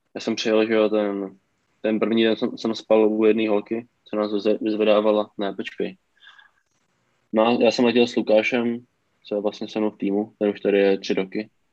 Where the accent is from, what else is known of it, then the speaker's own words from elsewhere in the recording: Czechia; moved away as an adult; now in United States; jsem z Česka